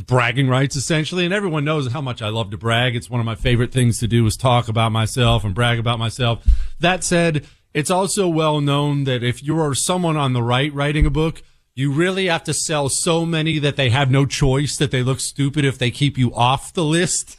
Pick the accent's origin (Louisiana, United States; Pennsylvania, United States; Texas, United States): Pennsylvania, United States; Harrisburg; moved away; also born or lived in Montana; I grew up around Harrisburg